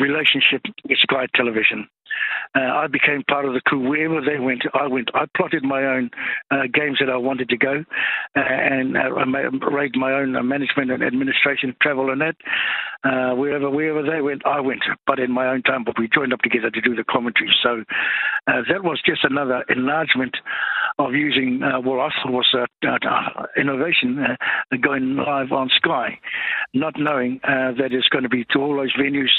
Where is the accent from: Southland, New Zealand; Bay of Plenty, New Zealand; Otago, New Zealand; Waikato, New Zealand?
Bay of Plenty, New Zealand; Rūātoki; moved away; my hometown in Rātoki